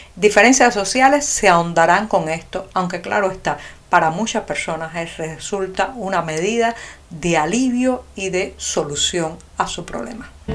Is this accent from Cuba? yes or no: yes; Cuba; los cubanos